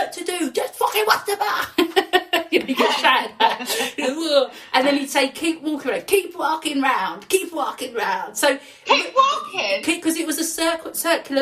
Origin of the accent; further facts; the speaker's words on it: London, United Kingdom; accent: Cockney; also born or lived in Stepney / Leyton; I was brought up in Forest Gate. Yeah, I was born within the sound of the Bow Bells